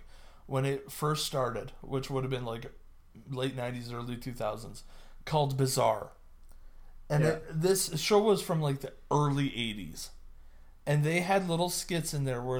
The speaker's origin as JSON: {"language": "English", "country": "Canada", "said": "being a Canadian small town"}